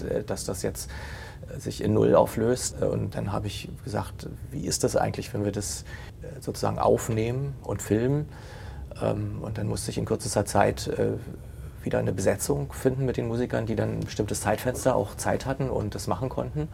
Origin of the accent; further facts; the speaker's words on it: Potsdam, Brandenburg, Germany; Ich bin ja gebürtiger Potsdamer